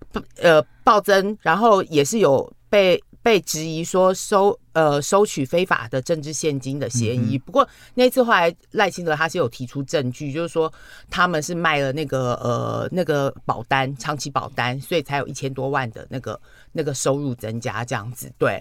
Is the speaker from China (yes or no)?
no; Tainan, Taiwan; 我觉得你，我觉得你是我台南人的耻辱，我就不进去。